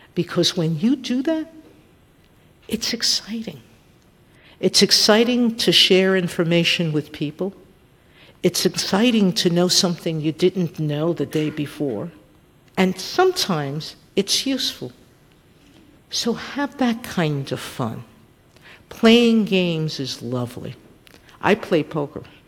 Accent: New York City, New York, United States; I grew up in, in public housing in South Bronx, which is Fort Apache

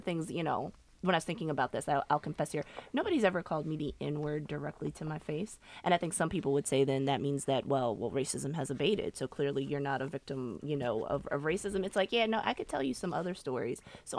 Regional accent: Virginia, United States; I'm from Virginia

